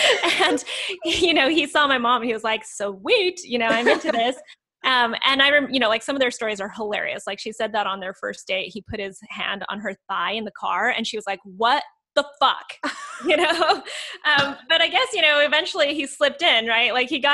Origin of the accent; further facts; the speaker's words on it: South Korea; born there; So she decides to have me in Korea. So I was born in Korea.